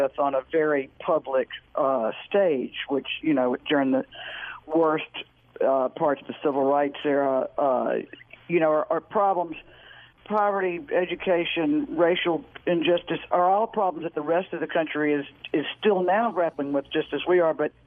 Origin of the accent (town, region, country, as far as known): the South, United States; born or raised there; moved away as an adult; also born or lived in Manhattan, New York